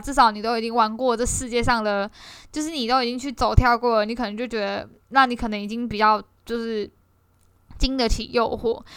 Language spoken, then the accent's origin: Chinese; Kaohsiung, Taiwan; 身为一个高雄人